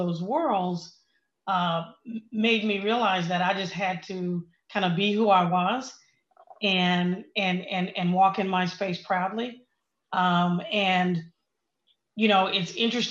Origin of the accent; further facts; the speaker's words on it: Oklahoma, United States; I grew up in Oklahoma, you know, small town, good values, the whole thing